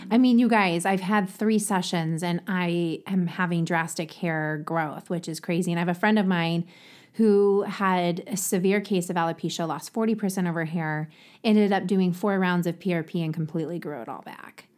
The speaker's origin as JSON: {"language": "English", "region": "Ohio", "country": "United States", "accent": "Ohio", "said": "my Ohio accent"}